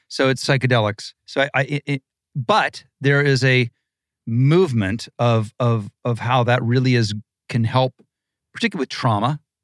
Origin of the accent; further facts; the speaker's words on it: Malibu, California, United States; also born or lived in Ohio; I grew up in Malibu in the seventies